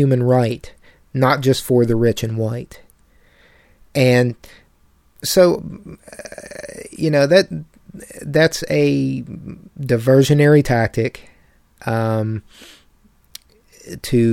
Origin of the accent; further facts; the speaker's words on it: town near the Bechtel Summit Reserve, West Virginia, United States; in my hometown, a very small, population